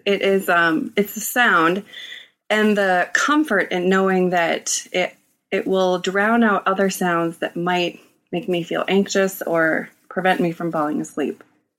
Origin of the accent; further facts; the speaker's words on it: Minneapolis, Minnesota, United States; In Minneapolis.